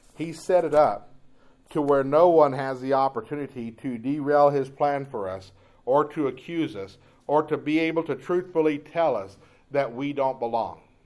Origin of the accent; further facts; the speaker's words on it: Jacksonville, Texas, United States; I grew up in Jacksonville, Texas